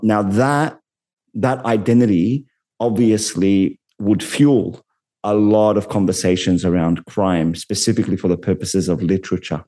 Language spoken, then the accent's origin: English; Sydney, New South Wales, Australia; an Arab Muslim man growing up in Western Sydney